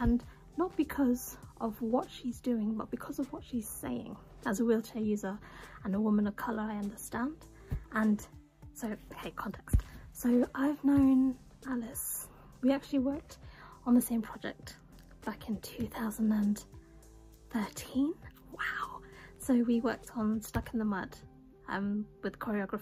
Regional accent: England, United Kingdom; maybe it's me being British and being English

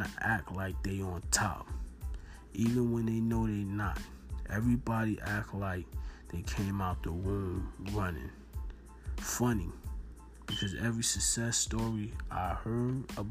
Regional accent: Newark, New Jersey, United States; I'm from Norton, New Jersey

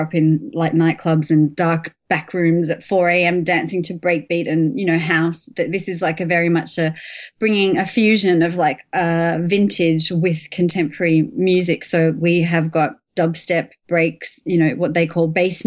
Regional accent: Melbourne, Victoria, Australia; moved away as an adult; now in London, United Kingdom; I've actually relocated back here a year and a half ago from my hometown of Melbourne

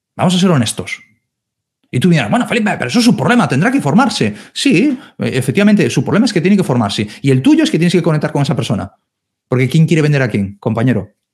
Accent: Galicia, Spain; yo soy de Galicia

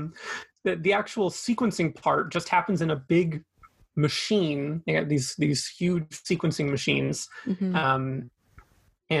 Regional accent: Fraser Valley, British Columbia, Canada; also born or lived in Vancouver, Canada; I grew up in the Fraser Valley, so only about an hour east of Vancouver. So I'm a local guy.

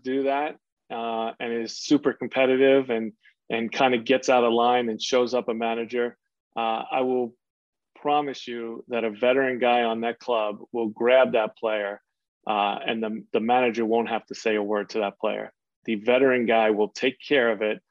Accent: New York City, New York, United States; I was from Queens

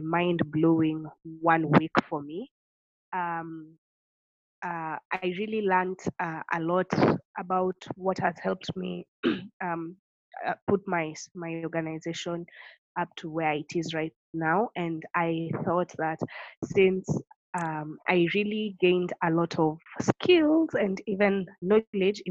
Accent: Tharaka-Nithi County, Kenya; I grew up in Kenya and I have my roots in Tharaka Nithi, which is one of the 47 counties in Kenya.

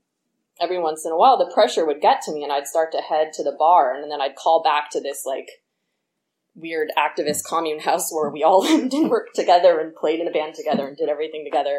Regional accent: the Bay Area, California, United States; I was born here in the Bay

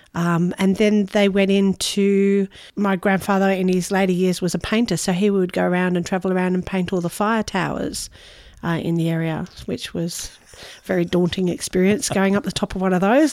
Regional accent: Noosa, Queensland, Australia; we have a bit of family history here. I'm fifth generation Noosa

